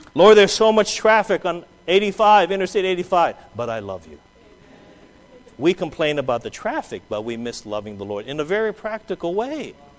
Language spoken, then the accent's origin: English; Southern California, United States; also born or lived in Hawaii; Mark and I are from Southern California